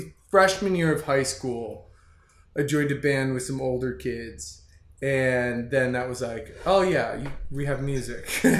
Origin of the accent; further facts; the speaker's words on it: Freehold, New Jersey, United States; I'm from New Jersey